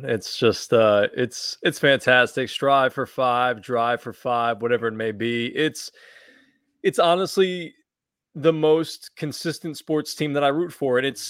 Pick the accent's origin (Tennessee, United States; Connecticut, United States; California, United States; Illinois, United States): Connecticut, United States; I didn't grow up in New York. I grew up New York adjacent. I grew up near New York. I grew up in earshot of WFAN.